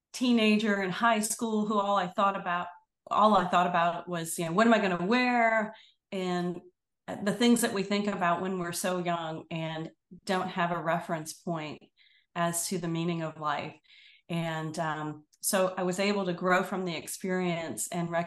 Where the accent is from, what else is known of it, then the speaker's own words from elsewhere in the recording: Destin, Florida, United States; I grew up in a little fishing village at the time called Destin, Florida